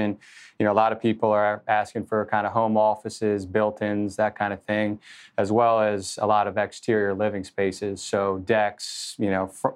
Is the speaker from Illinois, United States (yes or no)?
no; Annandale, Virginia, United States; was born and raised in Northern Virginia, grew up in Annandale